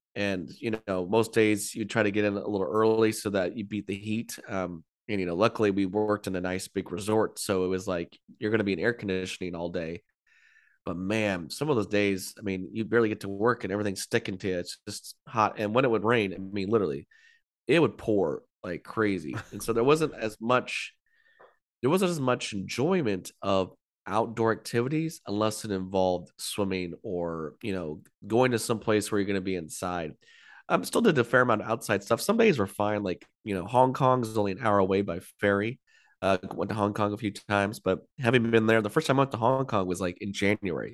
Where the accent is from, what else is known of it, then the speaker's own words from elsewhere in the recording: California, United States; growing up in California, I lived most of my life and still do, thirty minutes to an hour drive to Disneyland